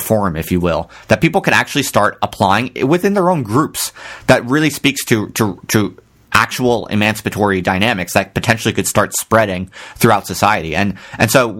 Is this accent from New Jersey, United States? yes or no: yes; Ocean Township, New Jersey, United States; I'm from Ocean Township, New Jersey